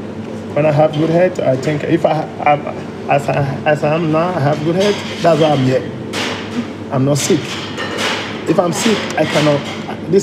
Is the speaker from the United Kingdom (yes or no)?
no; Togo; also born or lived in Liberia; I was born in Liberia, and I was taken to by my parents. I was taken to Togo, where we have where we were living before he passed away